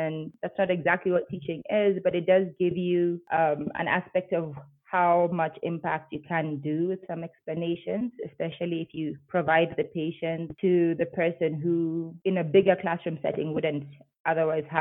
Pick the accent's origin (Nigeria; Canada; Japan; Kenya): Kenya; Nairobi; moved away as an adult; now in Bogota, Colombia; I'm from Nairobi, Kenya. I don't currently live in Nairobi, Kenya. I live in Bogota in Colombia